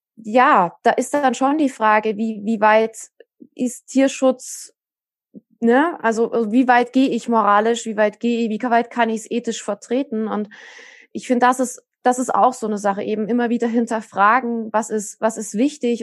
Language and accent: German; Saxony, Germany; bei uns in Sachsen